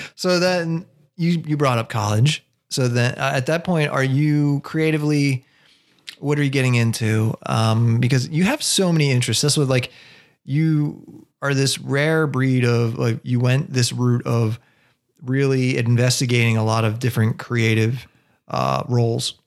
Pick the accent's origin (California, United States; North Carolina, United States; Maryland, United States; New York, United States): Maryland, United States; Baltimore; we're born in Baltimore